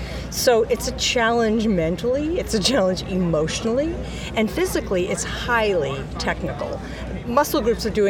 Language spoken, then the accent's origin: English; Portland, Oregon, United States; I'm from Portland, Oregon